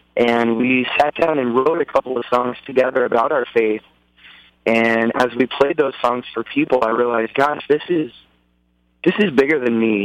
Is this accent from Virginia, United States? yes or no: no; Dallas, Texas, United States; I'm a native Texan. I grew up in Dallas, Texas